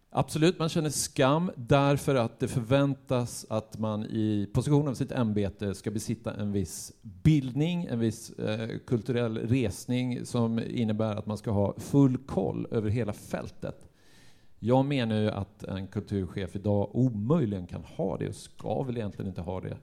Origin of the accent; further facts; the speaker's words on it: Gävle, Gävleborg County, Sweden; jag är ju uppväxt i Gävle